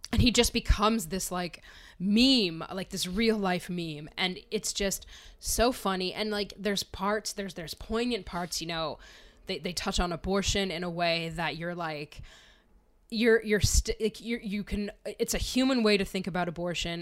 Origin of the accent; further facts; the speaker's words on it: Wilkes-Barre, Pennsylvania, United States; I grew up in Wilkes-Barre, you know, in a, in an area f-, near Wilkes-Barre, Pennsylvania